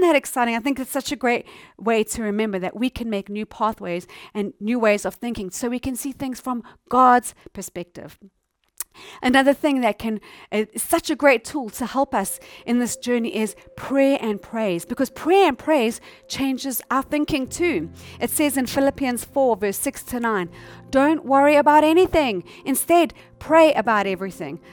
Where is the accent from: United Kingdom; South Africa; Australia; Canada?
South Africa; I'm from South Africa